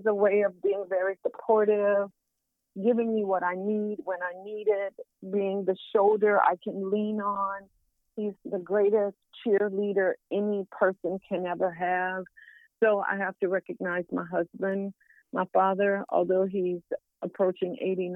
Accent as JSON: {"language": "English", "region": "Southwest Louisiana", "country": "United States", "said": "I'm from Southwest Louisiana, where we have Zydeco music"}